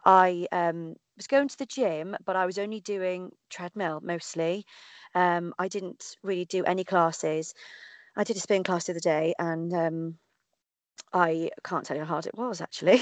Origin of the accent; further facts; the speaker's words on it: Cardiff, Wales, United Kingdom; the Cardiff Half, um, obviously because it's my hometown